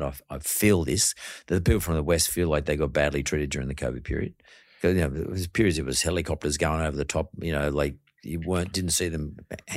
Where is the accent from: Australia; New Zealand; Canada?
Australia; Penrith, New South Wales; I come from Penrith.